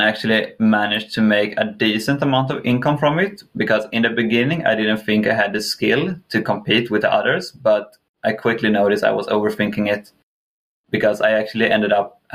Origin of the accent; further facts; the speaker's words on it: Kalmar, Kalmar County, Sweden; moved away; also born or lived in England; I'm from Sweden. Specifically the south of Sweden in a city called Kalmar.